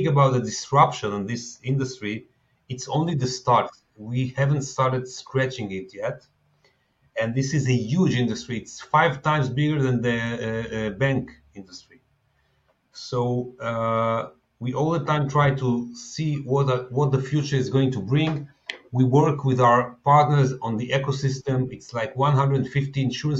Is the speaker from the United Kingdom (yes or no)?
no; Tel Aviv, Tel Aviv District, Israel; I'm based in Tel Aviv. I was born in Tel Aviv